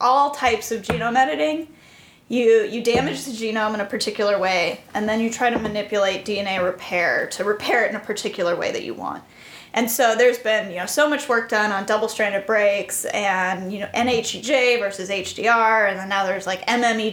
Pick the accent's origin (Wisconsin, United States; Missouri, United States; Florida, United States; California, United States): California, United States; moved away as an adult; also born or lived in Boston; I am originally from California